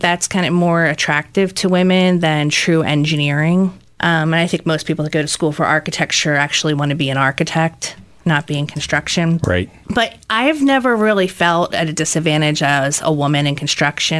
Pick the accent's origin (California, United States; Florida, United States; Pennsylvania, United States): Pennsylvania, United States; Delaware County; also born or lived in Lehigh Valley; I grew up in Delaware County, went to school in the Lehigh Valley at Lehigh University, so never really strayed far from my roots